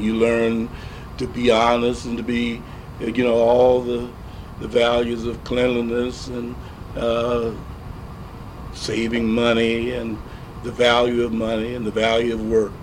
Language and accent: English; St. Louis, Missouri, United States; growing up in St. Louis as a black youngster